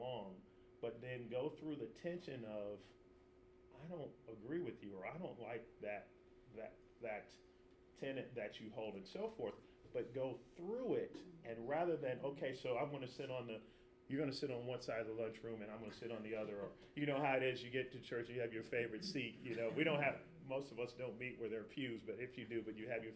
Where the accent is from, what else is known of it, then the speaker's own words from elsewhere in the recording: Chicago, Illinois, United States; I'm from Chicago